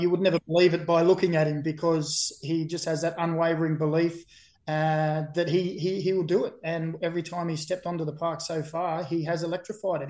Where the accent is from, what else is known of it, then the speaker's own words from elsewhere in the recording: Australia; also born or lived in Burnley, England; I've been here for about 45 years and six months of my 45 years and seven months life. So I'd like to say I'm an Australian Nova Cash